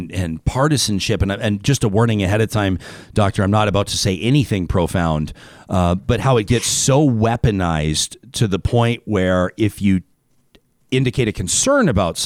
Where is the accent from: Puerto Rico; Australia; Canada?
Canada; Calgary, Alberta; now in Edmonton, Canada; I grew up in Southeast Calgary